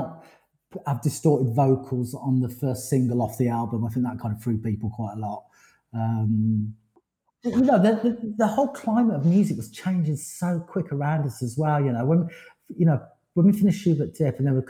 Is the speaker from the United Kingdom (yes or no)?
yes; Forest of Dean, South West England, United Kingdom; moved away; also born or lived in London; I had a wonderful time growing up in Forest of Dean